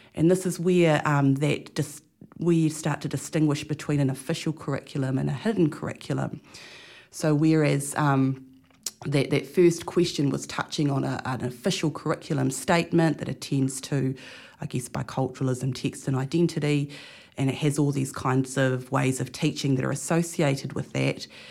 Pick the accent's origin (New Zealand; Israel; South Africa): New Zealand; Marlborough; being a student in a school in Marlborough